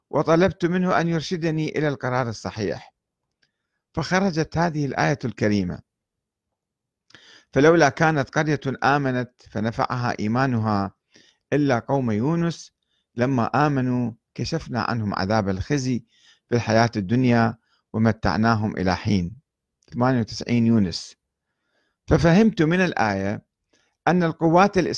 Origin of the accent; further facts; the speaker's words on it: Iraq; وعودتي كعراقي تحمل مخاطر كبيرة وخاصة إلى الجنوب